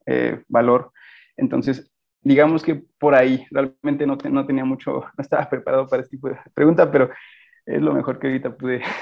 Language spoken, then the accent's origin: Spanish; Guanajuato, Mexico; yo soy de de Guanajuato, radico actualmente aquí